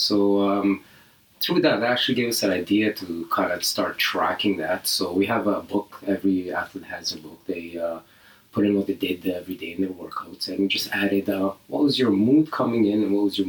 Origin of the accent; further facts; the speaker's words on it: Libya; also born or lived in Canada; I grew up in Libya. I was born in Canada, but my dad needed a job, so a friend of him got him a job at the university.